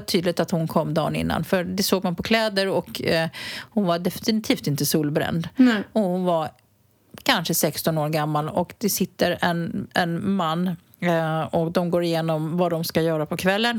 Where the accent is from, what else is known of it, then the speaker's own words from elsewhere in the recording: Botkyrka, Stockholm County, Sweden; now in Spain; Jag är ju uppvuxen i norra Botkyrka